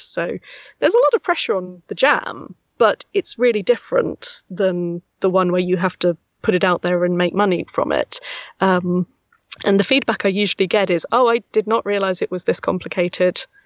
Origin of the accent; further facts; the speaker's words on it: Milton Keynes, South East England, United Kingdom; accent: Milton Keynes; this weird Milton Keynes accent. That's where I'm from